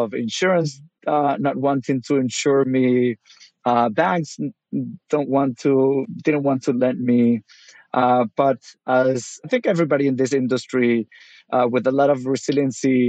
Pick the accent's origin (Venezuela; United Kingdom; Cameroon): Venezuela; moved away as an adult; also born or lived in South Florida; now in United States; I'm originally from Venezuela, started out there as a pet food delivery guy